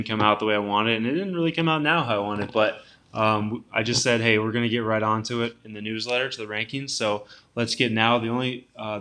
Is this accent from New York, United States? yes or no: no; Iowa City, Iowa, United States; I grew up in Iowa City in a college town